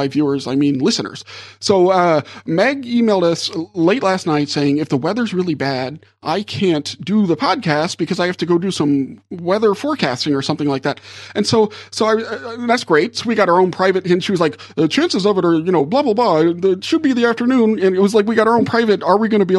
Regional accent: New Orleans, Louisiana, United States; I'm from New Orleans

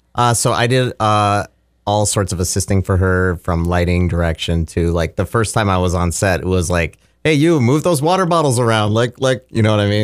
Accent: Fargo Moorhead area, Saint Paul area, Minnesota, United States; moved away as an adult; also born or lived in Los Angeles; now in Mankato, United States; when I was about twelve, my family moved to the, uh, Minneapolis, Saint Paul area. And so I lived in a suburb of Saint Paul until I was about eighteen

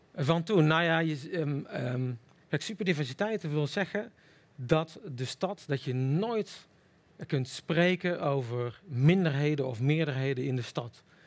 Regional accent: Middelbeers, North Brabant, Netherlands; now in Rotterdam, Netherlands

